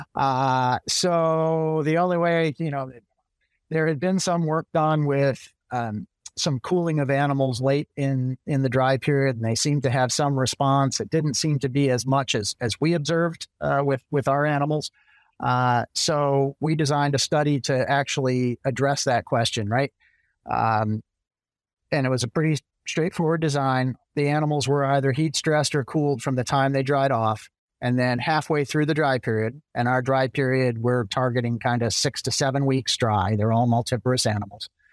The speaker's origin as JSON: {"language": "English", "region": "central Massachusetts", "country": "United States", "tie": "born or raised there", "also_born_or_lived": "Virginia / Michigan / Maryland / Illinois", "moved": "as an adult", "lives_now": "Florida, United States", "said": "I'm originally from Massachusetts, kinda central Massachusetts, grew up on a small dairy"}